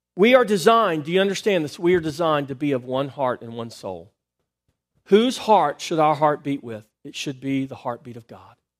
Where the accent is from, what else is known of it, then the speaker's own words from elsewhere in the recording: United States; I was born in America